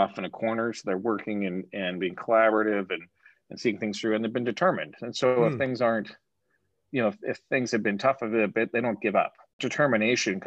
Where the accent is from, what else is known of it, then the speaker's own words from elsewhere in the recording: Canada; moved away; I'm Canadian